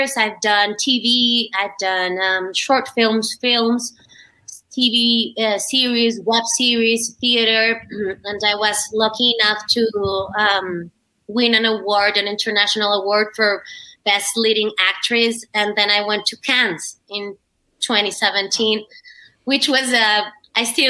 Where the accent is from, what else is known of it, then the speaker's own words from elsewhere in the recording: Colombia; also born or lived in Shrewsbury, United Kingdom / Madrid, Spain; I am from Colombia, and I am an actress